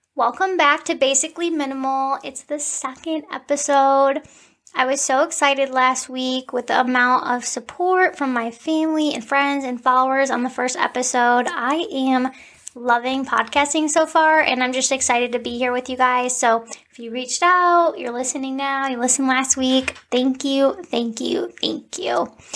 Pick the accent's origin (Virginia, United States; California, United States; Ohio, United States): Ohio, United States; Cleveland; I am from Cleveland.